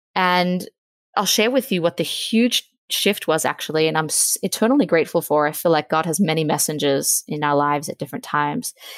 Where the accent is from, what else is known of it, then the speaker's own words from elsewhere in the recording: Australia; moved away as an adult; now in Virginia, United States; I'm from Australia. I'm 28. I'm now living in Virginia.